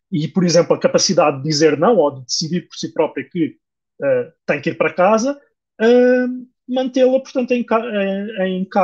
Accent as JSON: {"language": "Portuguese", "country": "Portugal", "said": "nós que somos portugueses"}